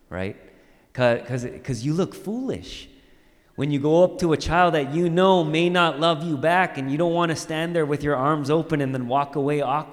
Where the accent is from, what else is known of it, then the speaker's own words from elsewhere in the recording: Orange County, California, United States; When I was growing up, I grew up in Orange County